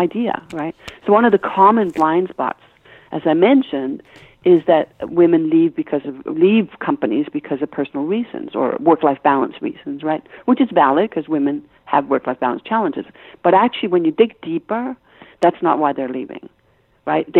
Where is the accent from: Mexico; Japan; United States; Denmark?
Denmark; Copenhagen, Capital Region of Denmark; English is a second language; moved away; You hear an accent I have. I'm Danish, right? So mm-hmm. I was brought up in Copenhagen